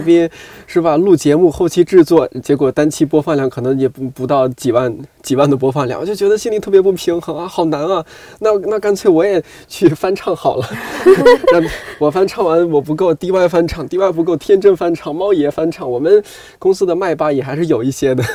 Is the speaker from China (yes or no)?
yes; Shanxi, China; 我是一个一直在山西生活长大的人